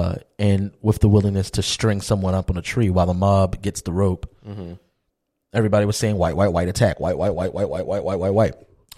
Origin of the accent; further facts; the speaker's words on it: United States; I'm an American.